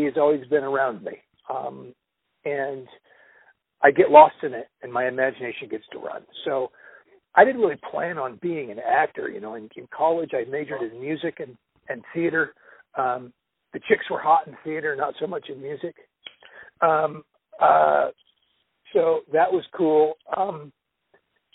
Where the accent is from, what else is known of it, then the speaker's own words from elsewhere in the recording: Los Angeles, California, United States; I was born in Los Angeles. I was born in the LA area. I've lived out here my entire life